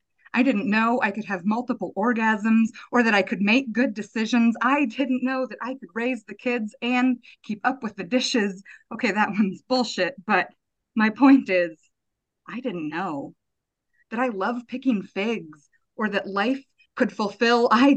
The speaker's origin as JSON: {"language": "English", "region": "Buenos Aires", "country": "Argentina", "tie": "born or raised there", "said": "So I grew up in Argentina. We were in Buenos Aires. We moved there in 93. So I would have been in third grade, and then I stayed till I graduated high school."}